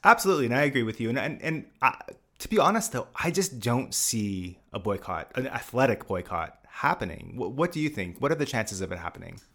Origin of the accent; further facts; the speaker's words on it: Canada; I am Canadian